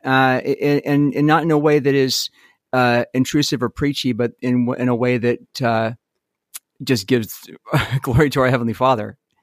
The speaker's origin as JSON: {"language": "English", "town": "Salt Lake City", "region": "Utah", "country": "United States", "tie": "born or raised there", "also_born_or_lived": "California", "said": "I was born in California. We moved to Utah when I was five"}